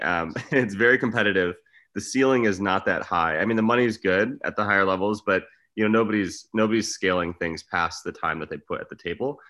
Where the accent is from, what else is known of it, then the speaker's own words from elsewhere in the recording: Michigan, United States; moved away; also born or lived in Arizona / Los Angeles / Las Vegas; I grew up in Michigan.